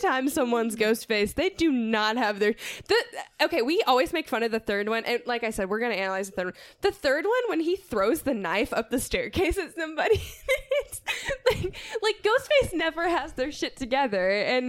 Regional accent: Texas, United States; Yes, I'm from Texa

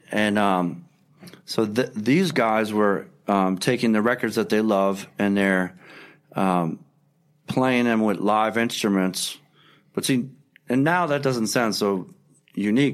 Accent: Philadelphia, Pennsylvania, United States; I grew up on Second and Pine

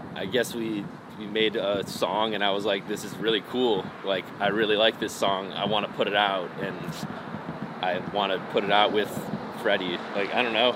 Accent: Northfield, Illinois, United States; I was born in Northfield, Illinois

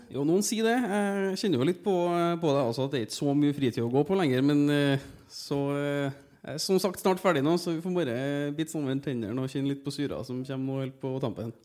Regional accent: Trondheim, Trøndelag, Norway; also born or lived in Oslo; når jeg kommer fra Trondheim

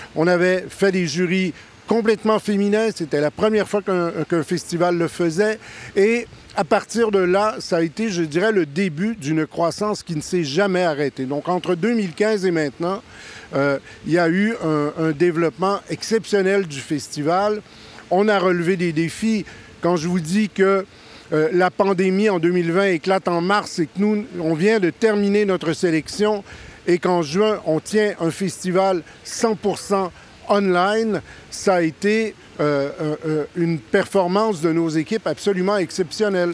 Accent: Canada; je suis Canadien, ça s'entend

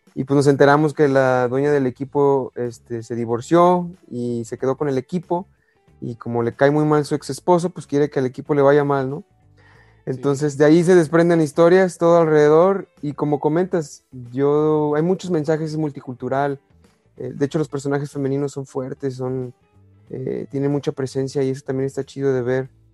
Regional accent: Guadalajara, Jalisco, Mexico; como soy de Guadalajara, pues soy de las Chivas

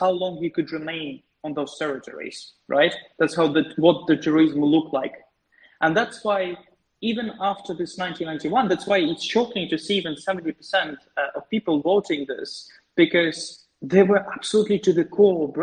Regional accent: Ukraine; moved away; I grew up in Ukraine

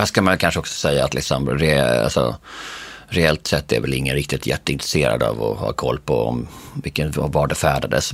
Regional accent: Bjäre Peninsula, Skåne, Sweden; Jag är för uppvuxen då på Bjärhalvön

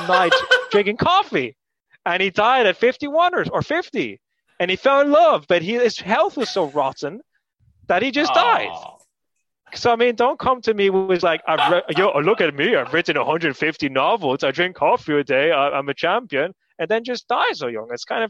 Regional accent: Canary Islands, Spain; moved away; So I grew up in Spain

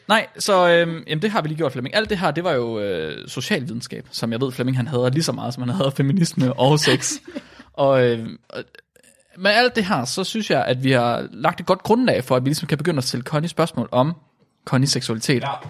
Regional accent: Vildbjerg, Central Denmark Region, Denmark; jeg er ikke født i Vildbjerg, jeg er opvokset i Vildbjerg.

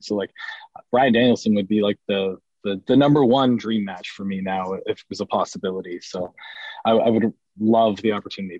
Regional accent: Ontario, Canada; growing up as a Canadian fan

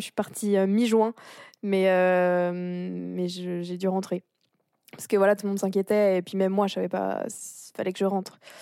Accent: France; moved away as an adult; also born or lived in Montreal, Canada / Switzerland; en tant que Française

